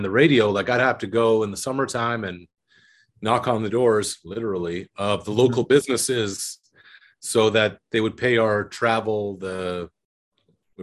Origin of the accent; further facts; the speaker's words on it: Truro, Nova Scotia, Canada; I grew up in Truro, Nova Scotia, a small town about an hour from Halifax.